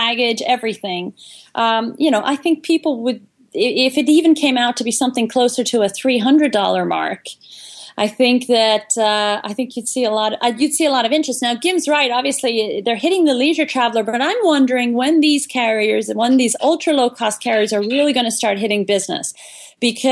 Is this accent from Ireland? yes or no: yes; Ireland; we're from Ireland